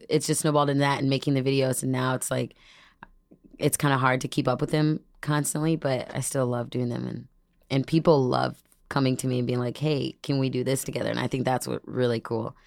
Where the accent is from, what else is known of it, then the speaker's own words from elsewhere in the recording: Dunlap, Illinois, United States; also born or lived in Peoria, Illinois; now in Chicago, United States; from Peoria, and then I actually, majority grew up in Dunlap